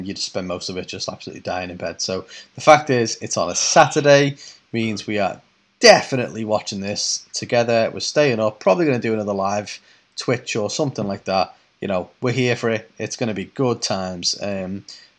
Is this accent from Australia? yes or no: no; United Kingdom; we're British